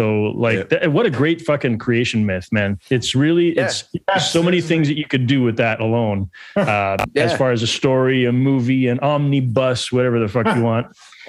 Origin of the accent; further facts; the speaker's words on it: Montreal, Quebec, Canada; also born or lived in Ottawa; I was born in Montreal, lived here my whole life, except for one infamous year where we moved to Ottawa because of an opportunity my dad had.